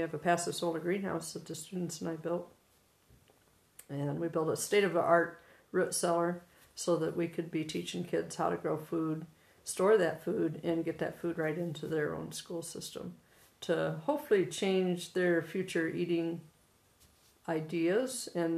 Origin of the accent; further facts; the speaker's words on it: Michigan, United States; now in Montana, United States; I am from Michigan originally and was born in agriculture and just loved every minute of my upbringing and the experiences that I had on the farm in Michigan